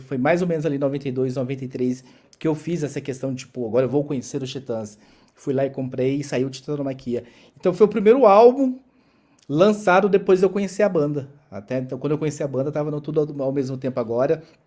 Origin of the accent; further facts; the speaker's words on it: interior of Goiás, Brazil; eu, nasci em Goiás, no interior de Goiás